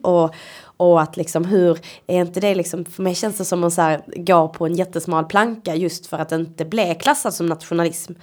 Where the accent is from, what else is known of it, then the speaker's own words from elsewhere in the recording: Sweden; jag kommer ju inte från Sverige. Min, min historia finns ju inte här. Men jag är ju ändå uppvuxen här i ett extremt vitt svenskt samhälle